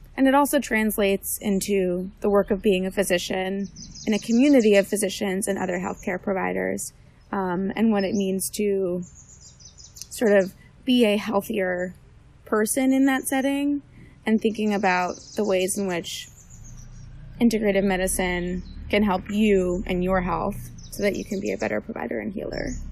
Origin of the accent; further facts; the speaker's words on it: West Orange, New Jersey, United States; I'm from West Orange, New Jersey